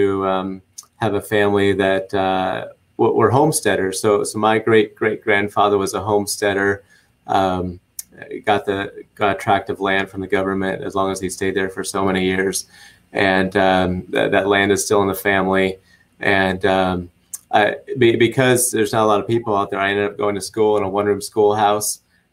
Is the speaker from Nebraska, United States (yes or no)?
yes; Nebraska, United States; Well, it's funny. The state motto is the good life.